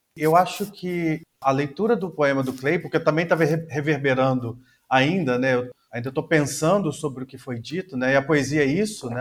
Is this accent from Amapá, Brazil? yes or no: no; Tabuleiro, Minas Gerais, Brazil; moved away as an adult; now in Altamira, Brazil; Eu venho do interior de Minas Gerais, de uma cidade chamada Tabuleiro